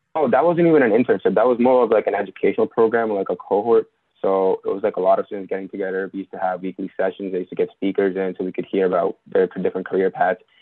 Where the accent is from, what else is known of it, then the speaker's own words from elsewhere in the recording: India; moved away as an adult; now in United States; I'm also originally from India. So, I was also an international student.